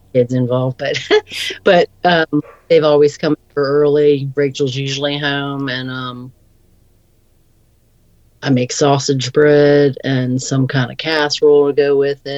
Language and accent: English; Scotland, Maryland, United States; I grew up down in Scotland, Maryland on Rodeo Beach, which was on the Chesapeake Bay. I think I was in fifth grade when we moved down there